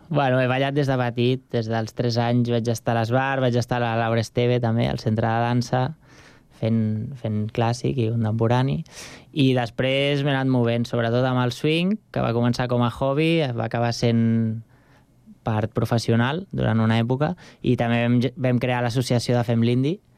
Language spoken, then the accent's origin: Catalan; Sant Cugat del Vallès, Catalonia, Spain; also born or lived in Barcelona; he viscut sempre a Sant